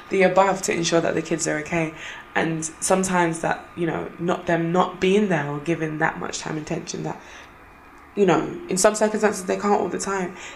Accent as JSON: {"language": "English", "country": "Jamaica", "tie": "born or raised there", "said": "growing up in Jamaica or like living in Jamaica for a short time, I remember it was having like walking uh, like to school."}